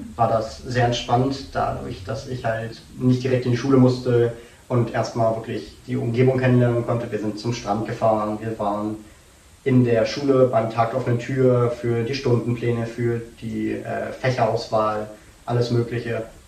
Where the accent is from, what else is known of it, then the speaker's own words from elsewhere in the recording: Dresden, Saxony, Germany; also born or lived in North Carolina, United States; ich komme aus Dresden